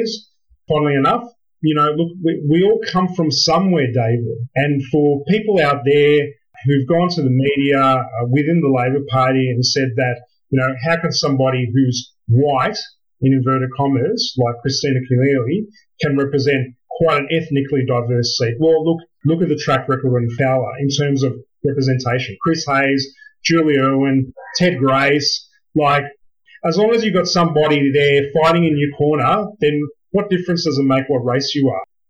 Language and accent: English; Sydney, New South Wales, Australia; Growing up in Villawood